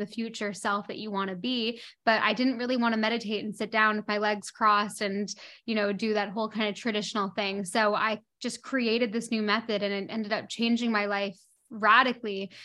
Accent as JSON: {"language": "English", "town": "Toronto", "region": "Ontario", "country": "Canada", "tie": "born or raised there", "also_born_or_lived": "London", "moved": "as an adult", "lives_now": "Bahamas", "said": "So, I grew up in Toronto, in Canada, and I left Toronto when I was eighteen, nineteen years old"}